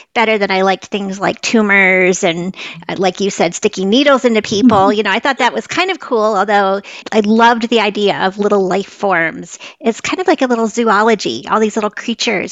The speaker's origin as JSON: {"language": "English", "region": "northern Vermont", "country": "United States", "tie": "born or raised there", "said": "I grew up in northern Vermont, right up near the Canadian border"}